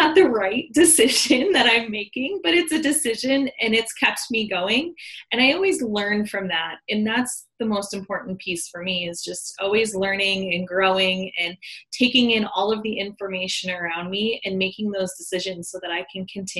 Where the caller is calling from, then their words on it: Denver, Colorado, United States; I am in sunny Denver, Colorado, United States.